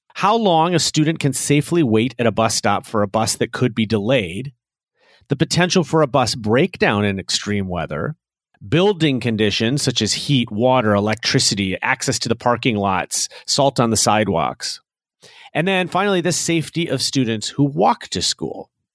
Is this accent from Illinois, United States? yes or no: yes; Chicago, Illinois, United States; here in my hometown of Chicago